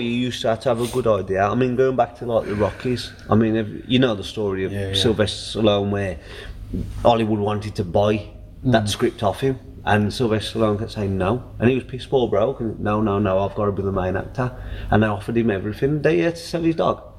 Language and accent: English; United Kingdom; we're, we're British